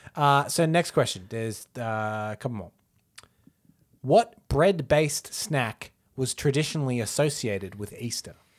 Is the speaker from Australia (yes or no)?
yes; Australia; as an Australian